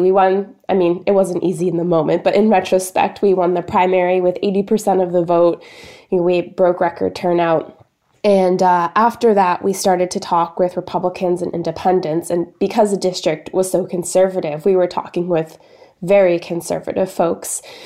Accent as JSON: {"language": "English", "region": "Maine", "country": "United States", "tie": "born or raised there", "also_born_or_lived": "Boston", "said": "I grew up in Maine in a small town of sixteen hundred people."}